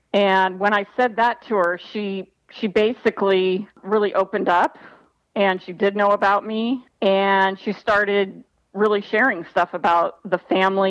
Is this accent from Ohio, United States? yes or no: no; Los Angeles, California, United States; also born or lived in Marina Del Rey; I was born in Granada Hills, which, you know, is the valley